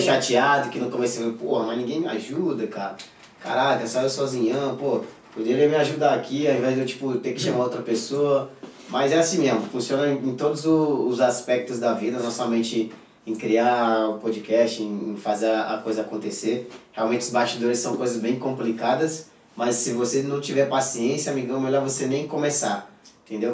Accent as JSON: {"language": "Portuguese", "town": "Jacundá", "region": "Pará", "country": "Brazil", "moved": "yes", "said": "Eu sou lá de Jacundá, tinha 55 mil habitantes quando eu morava lá"}